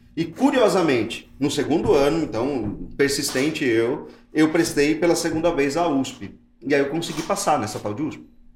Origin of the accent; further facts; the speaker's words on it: Mauá, São Paulo, Brazil; a gente veio de Mauá, da periferia de Mauá